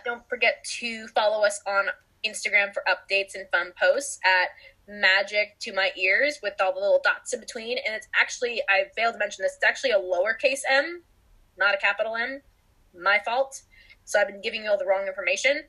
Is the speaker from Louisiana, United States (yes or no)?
no; California, United States; we are from California